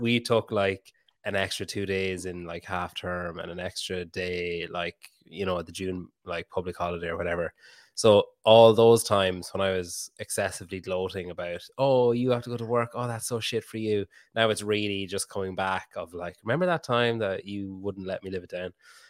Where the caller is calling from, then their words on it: Ireland; I'm talking from Ireland. So that makes two of us.